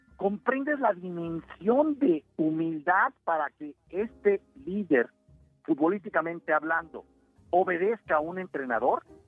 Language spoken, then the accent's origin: Spanish; Mexico; Los mexicanos somos muy creativos y muy chingones